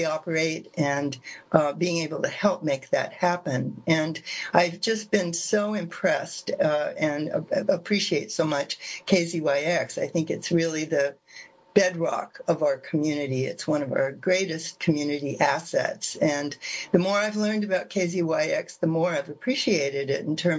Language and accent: English; California, United States; moved away as an adult; I grew up in California and then went away for 30 years and came back to California, where to Ukiah